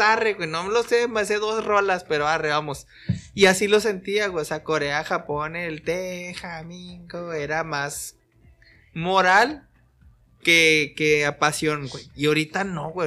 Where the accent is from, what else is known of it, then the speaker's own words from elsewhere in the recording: Mexico; uno como mexicano